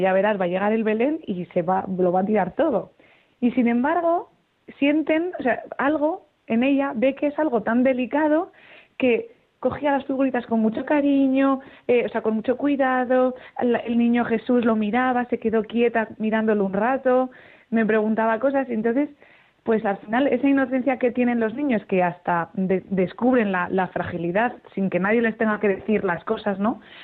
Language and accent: Spanish; Zaragoza, Aragon, Spain; moved away; me puedo ir a mi casa, que yo soy de Zaragoza, y estar con mi familia